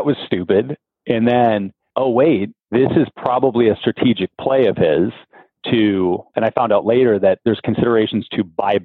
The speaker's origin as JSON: {"language": "English", "town": "Ann Arbor", "region": "Michigan", "country": "United States", "tie": "born or raised there", "said": "I grew up in Ann Arbor, Michigan"}